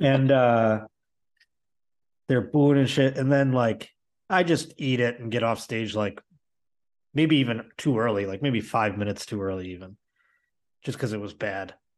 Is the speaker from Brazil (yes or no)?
no; Buffalo, New York, United States; now in Los Angeles, United States; I'm not from Boston either. I'm from Buffalo